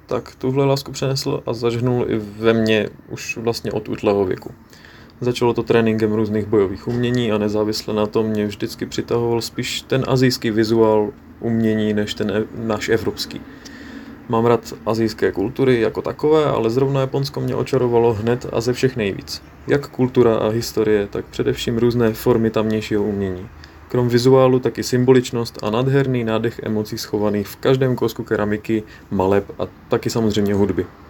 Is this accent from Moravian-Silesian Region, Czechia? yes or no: yes; Ostrava, Moravian-Silesian Region, Czechia; má můj otec u nás v Ostravě Akademie bojových umění